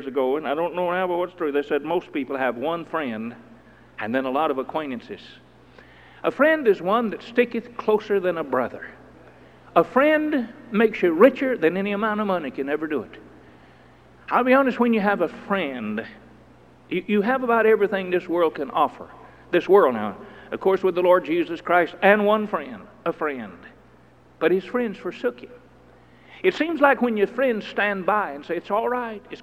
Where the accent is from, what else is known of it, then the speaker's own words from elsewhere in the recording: United States; I'm an American by birth